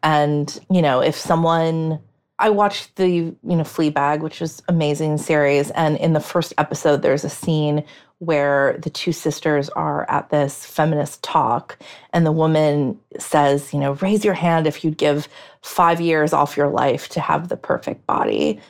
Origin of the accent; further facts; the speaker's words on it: United States; I, as an American